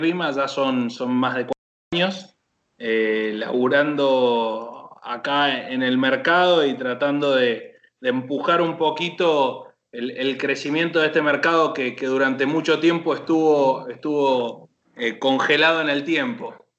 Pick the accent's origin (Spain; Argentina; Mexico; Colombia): Argentina; Chacras de Coria, Mendoza; moved away as an adult; now in Buenos Aires, Argentina; soy, soy mendocino